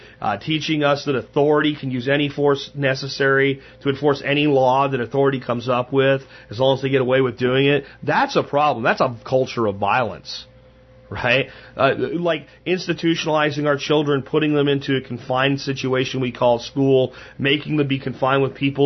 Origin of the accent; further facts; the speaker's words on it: Pennsylvania, United States; moved away; Where I grew up in Pennsylvania